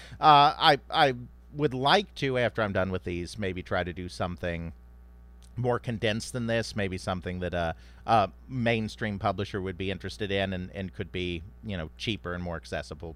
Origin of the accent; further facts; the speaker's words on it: United States; I'm American, I speak English, and I don't speak, uh, you know, Japanese or any other languages